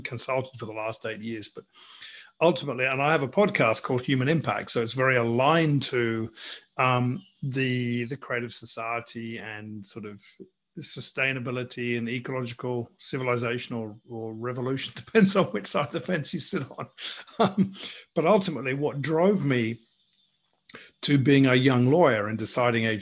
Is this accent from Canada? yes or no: no; England, United Kingdom; moved away as an adult; now in Australia; So I'm English, as you can probably hear. I'm sitting here in Australia, where I've been for the best part of 20 years.